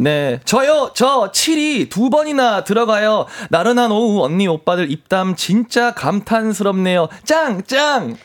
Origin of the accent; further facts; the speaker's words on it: Andong, North Gyeongsang, South Korea; moved away; 고향이 경북 안동이고